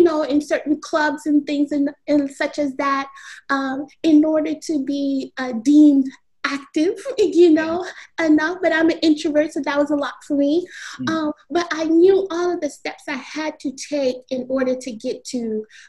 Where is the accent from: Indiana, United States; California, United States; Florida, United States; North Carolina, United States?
Florida, United States; Miami; I was born and raised in the county of Dade, 305. So I was born in Miami-Dade.